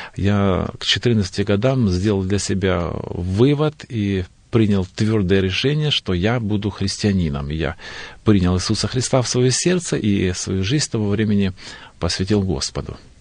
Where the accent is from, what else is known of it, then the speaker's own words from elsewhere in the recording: North Caucasus, Stavropol Krai, Russia; я родился в поселке Наземцево, а, Старопольский край, на Северном Кавказе, в центре Кавказских минеральных вод